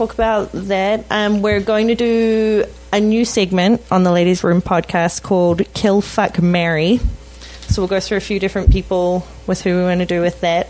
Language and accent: English; New Zealand; accent: Kiwi; now in Vancouver, Canada